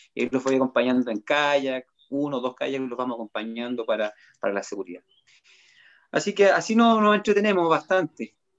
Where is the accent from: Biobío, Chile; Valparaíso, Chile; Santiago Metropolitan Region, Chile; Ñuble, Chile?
Ñuble, Chile; Chillán; now in Concepción, Chile; soy oriundo de Chillán